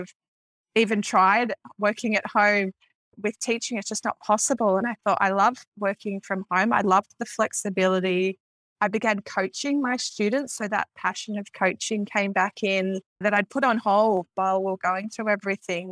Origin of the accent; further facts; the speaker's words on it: Victoria, Australia; I'm from Victoria